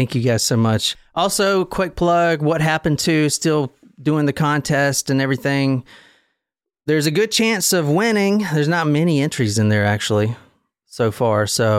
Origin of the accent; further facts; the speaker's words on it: Seoul, South Korea; English is a second language; And I'm from Seoul, Korea, so I was surprised to see this episode.